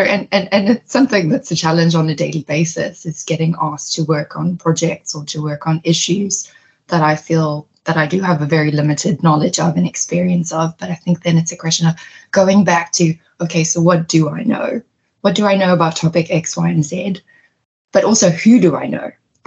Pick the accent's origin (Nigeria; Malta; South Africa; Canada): South Africa; moved away as an adult; now in New York, United States; growing up in South Africa